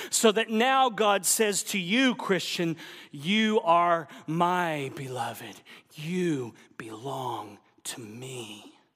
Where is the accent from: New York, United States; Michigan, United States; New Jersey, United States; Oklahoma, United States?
Oklahoma, United States; I'm from Oklahoma